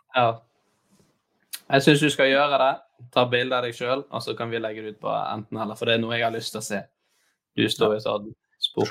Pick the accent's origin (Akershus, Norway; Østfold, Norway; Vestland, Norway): Vestland, Norway; Bergen; Jeg er fra, jeg er Bergen, fra Bergen. Jeg er bergens.